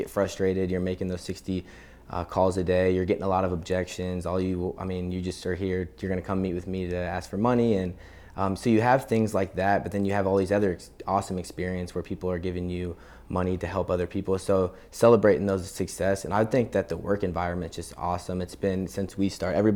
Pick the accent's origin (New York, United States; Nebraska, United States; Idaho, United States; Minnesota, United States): Nebraska, United States; Omaha; also born or lived in Lincoln, Nebraska; I grew up in Omaha and went to school down here in Lincoln.